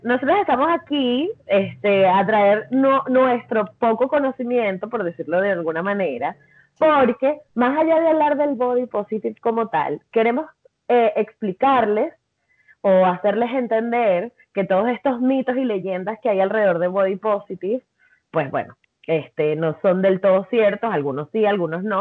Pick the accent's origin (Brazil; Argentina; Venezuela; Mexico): Venezuela; soy venezolana